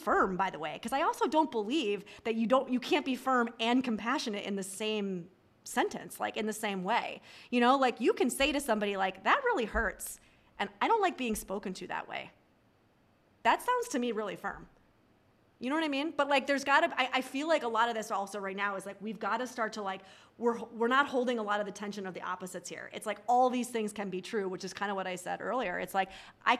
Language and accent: English; New York, United States; I'm a New Yorker